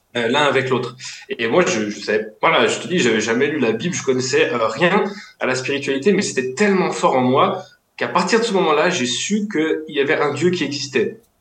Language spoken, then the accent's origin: French; Lyon, Auvergne-Rhône-Alpes, France; je viens de Lyon